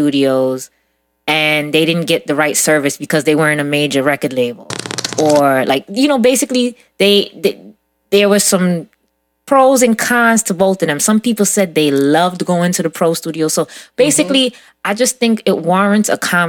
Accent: New York City, New York, United States; growing up in Brooklyn

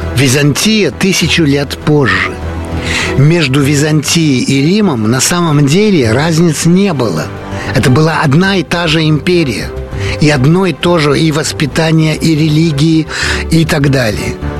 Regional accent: Paris, Île-de-France, France; родился я в Париже, э, жил в Париже, Э, учился в Париже, работал во Франции

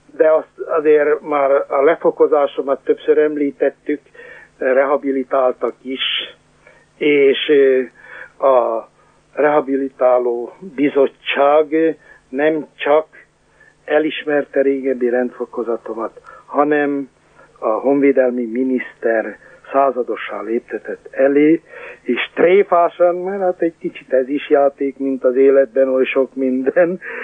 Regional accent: Sárospatak, Borsod-Abaúj-Zemplén, Hungary; én a Sárospatik Református Főgimnáziumban, pontosabban a híres kollégiumban nevelkedtem

